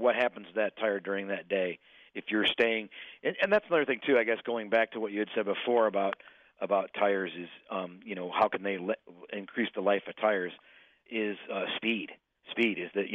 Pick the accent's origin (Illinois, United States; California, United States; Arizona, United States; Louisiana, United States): Illinois, United States; I'm from Illinois